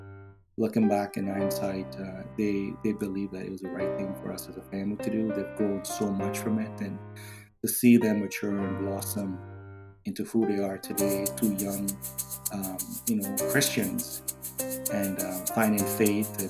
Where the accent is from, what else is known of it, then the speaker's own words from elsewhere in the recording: Trinidad & Tobago; also born or lived in Canada; now in Weston, United States; I was born in Trinidad